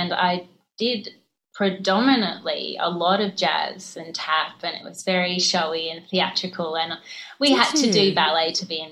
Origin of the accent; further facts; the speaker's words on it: Brisbane, Queensland, Australia; moved away; I grew up in Brisbane, so I am a Queensland girl